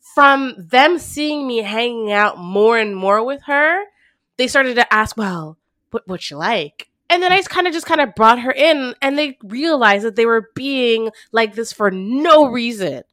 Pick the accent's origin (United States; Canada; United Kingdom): Canada; Montreal, Quebec; Growing up in the West Island